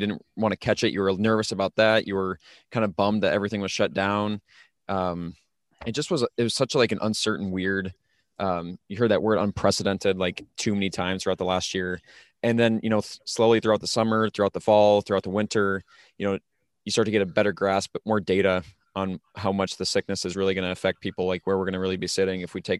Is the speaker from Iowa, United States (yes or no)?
yes; Iowa, United States; So I'm from South Central Iowa, and I always saw that, you know, we had very different weather than Northern Iowa